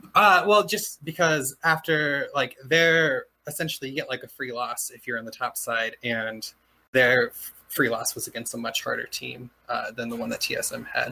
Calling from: Adelphi, Maryland, United States; I am calling from Adelphi, Maryland

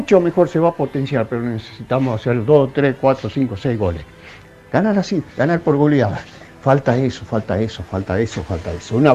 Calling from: Buenos Aires, Argentina; Buenas noches … de Caballito, ¿cómo les va?

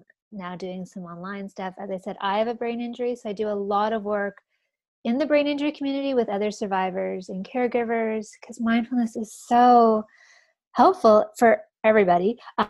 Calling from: Toronto, Ontario, Canada; From Toronto in Canada.

